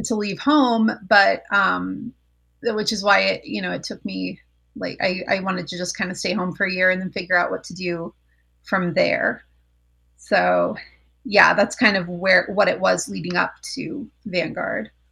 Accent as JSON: {"language": "English", "town": "Colorado Springs", "region": "Colorado", "country": "United States", "tie": "born or raised there", "also_born_or_lived": "Orange County, California", "moved": "as an adult", "said": "I grew up in Colorado Springs"}